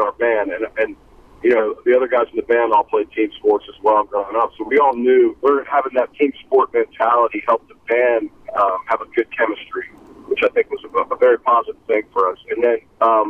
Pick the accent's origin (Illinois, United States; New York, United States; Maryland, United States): Maryland, United States; suburbs of Washington, D.C. in; moved away as an adult; now in South Carolina, United States; I'm from the suburbs of Washington, D.C. in Maryland, and then I moved to South Carolina in 1985, 89, in that area when I was at college.